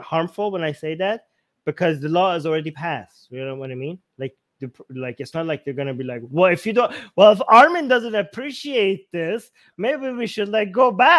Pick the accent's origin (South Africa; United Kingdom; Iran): Iran; Tehran, Tehran Province; now in Canada; I come from Iran. There's no, like, I grew up in Tehran.